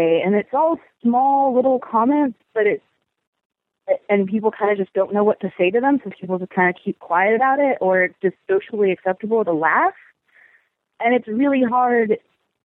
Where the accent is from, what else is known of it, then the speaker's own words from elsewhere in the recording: Lynchburg, Virginia, United States; I am from Lynchburg, as I said, and it's very, we're home of Liberty University